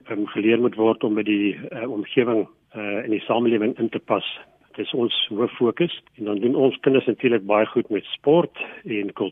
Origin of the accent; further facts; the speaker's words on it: Nelspruit, Mpumalanga, South Africa; So ek kom aanvanklik van Nelspruit af, daar in Mpumalanga.